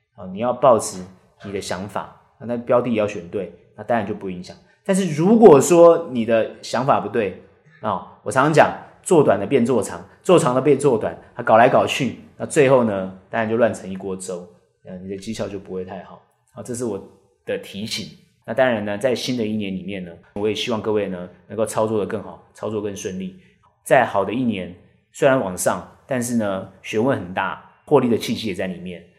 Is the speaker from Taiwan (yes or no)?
yes; Taiwan; 我们台湾人